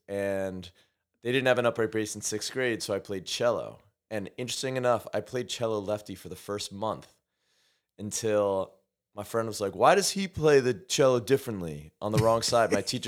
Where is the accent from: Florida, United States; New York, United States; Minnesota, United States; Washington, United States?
New York, United States; also born or lived in Montreal, Canada; I'm from New York. I'm a New York Jew. It's all good. My dad was a professor at Concordia University when I was born, so I was born in Montrea